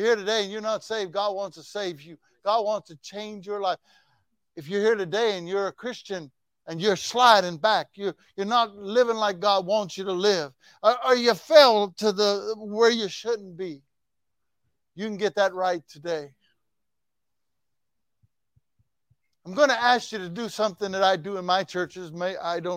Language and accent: English; Texas, United States; I said, "Texas."